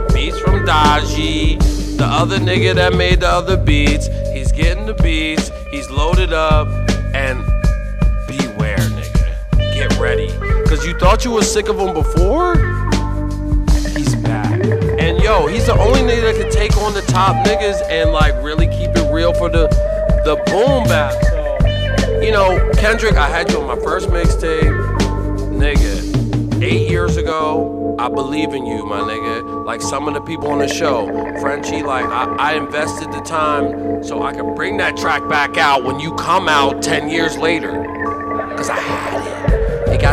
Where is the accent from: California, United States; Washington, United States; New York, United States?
California, United States; San Diego; I'm from Dago